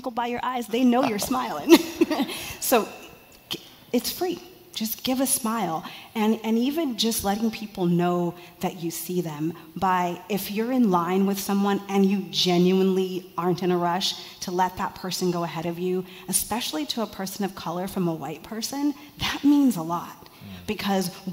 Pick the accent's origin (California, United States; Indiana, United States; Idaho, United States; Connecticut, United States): California, United States; Mountain View; As someone who was born and raised in California